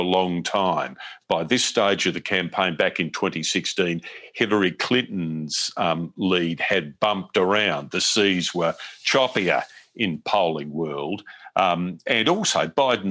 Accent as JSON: {"language": "English", "country": "Australia", "moved": "as an adult", "lives_now": "United States", "said": "I'm from Australian television, from Australia's Seven Network"}